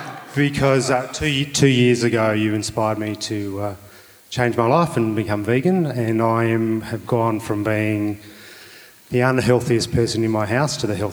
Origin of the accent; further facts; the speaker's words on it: Adelaide, South Australia, Australia; So I was on the phone to my wife, who's in Adelaide. I'm from Adelaide, tonight